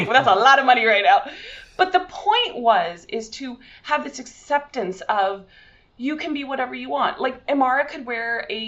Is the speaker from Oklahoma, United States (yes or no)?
no; California, United States; born there; My mom was born in Santa Monica and I was born in the Valley